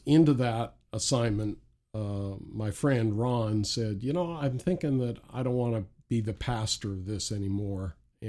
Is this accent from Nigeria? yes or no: no; Saint John, New Brunswick, Canada; now in Chatham, Canada; I was from St. John, New Brunswick. And so Chatham, Ontario is about 1,000 or 1,200 miles from New Brunswick to Ontario.